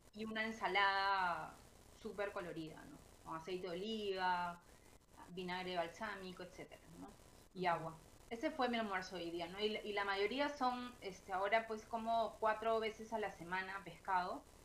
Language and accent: Spanish; Peru